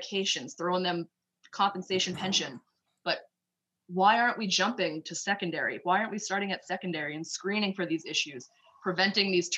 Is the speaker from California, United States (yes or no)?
no; Boston, Massachusetts, United States; I'm from Boston